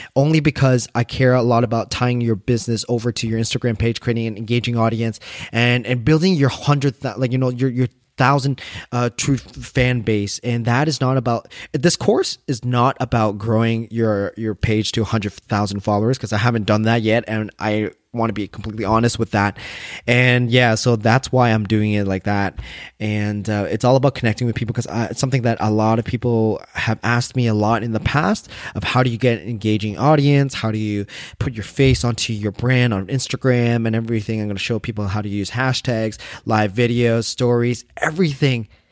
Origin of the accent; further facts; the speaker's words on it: Canada; I'm Vietnamese Canadian